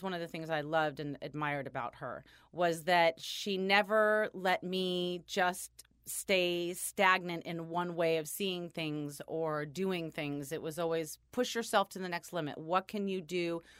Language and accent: English; California, United States; born and raised in California.